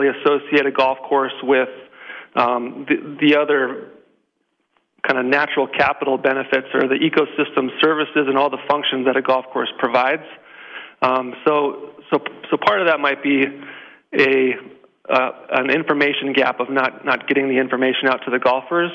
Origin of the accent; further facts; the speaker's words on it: California, United States; also born or lived in Hawaii; now in Minnesota, United States; I grew up playing in California